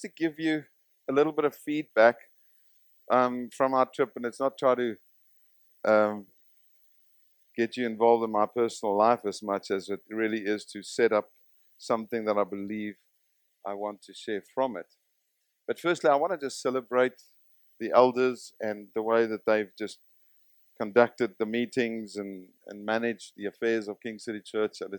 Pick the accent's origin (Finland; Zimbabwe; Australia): Zimbabwe; I come from Zimbabwe